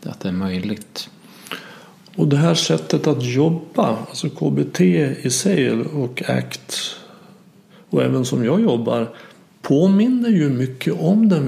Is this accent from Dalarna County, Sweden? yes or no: yes; Dalarna County, Sweden; accent: dalmål; Om jag har en hypotes om att jag inte är omtyckt för att jag pratar dalmål.